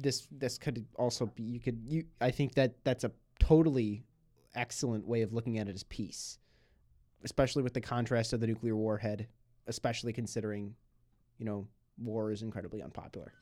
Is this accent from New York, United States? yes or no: yes; Buffalo, New York, United States; moved away; my hometown